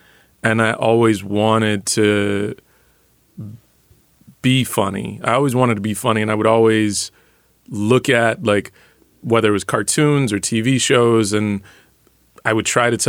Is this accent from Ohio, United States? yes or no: no; Dallas, Texas, United States; I grew up in Dallas, and so there's a Dallas Jack and Jill chapter